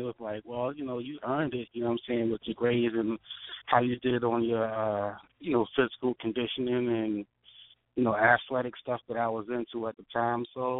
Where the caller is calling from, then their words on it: Baltimore, Maryland, United States; I'm calling from Baltimore, Maryland, East Side. I'm at BWI right now, airport.